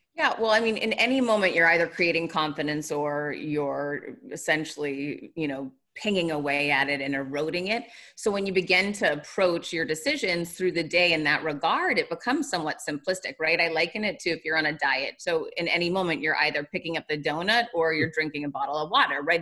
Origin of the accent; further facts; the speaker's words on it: Worcester, Massachusetts, United States; I'm from Worcester, Massachusetts